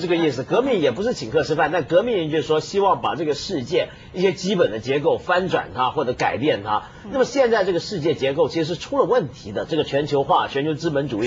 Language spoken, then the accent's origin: Chinese; Hong Kong; 我香港人啊